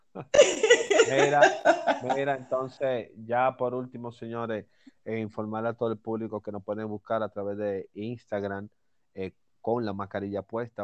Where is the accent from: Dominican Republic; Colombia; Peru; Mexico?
Dominican Republic; yo soy dominicano